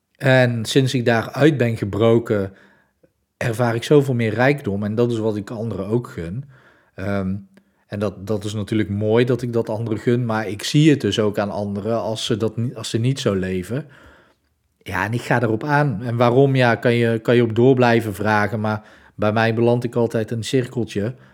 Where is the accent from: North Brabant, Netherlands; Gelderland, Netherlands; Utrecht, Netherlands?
North Brabant, Netherlands; Breda; Ik kom uit Breda